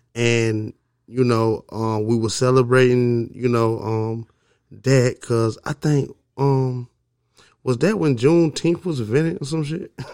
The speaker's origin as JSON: {"language": "English", "town": "Augusta", "region": "Georgia", "country": "United States", "also_born_or_lived": "Alabama / Mississippi", "said": "I'm from Augusta, Georgia. You know what I mean? I've been all around the South"}